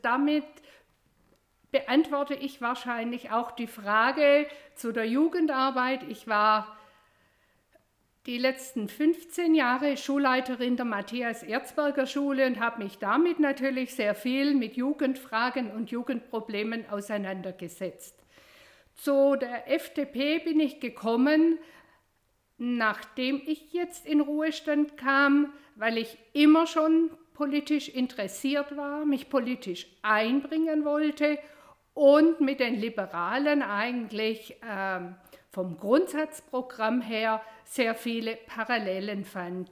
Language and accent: German; Attenweiler, Baden-Württemberg, Germany; Ich bin hier im Landkreis Biberach aufgewachsen und zwar in Attenweiler